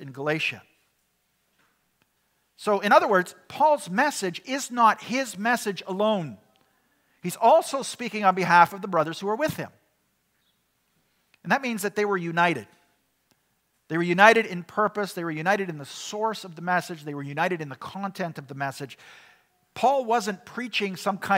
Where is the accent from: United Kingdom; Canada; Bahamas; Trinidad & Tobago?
Canada; we, as Canadian Christians living in the 21st century